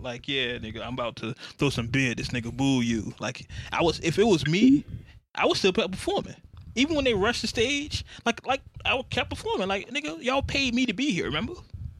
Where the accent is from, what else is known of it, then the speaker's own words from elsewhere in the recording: Virginia, United States; I'm from Virginia